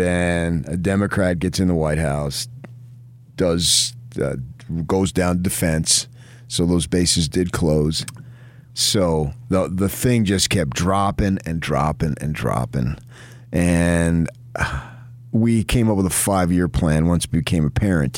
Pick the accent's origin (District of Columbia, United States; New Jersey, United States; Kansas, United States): New Jersey, United States; now in Utah, United States; I was born in Jersey, not Utah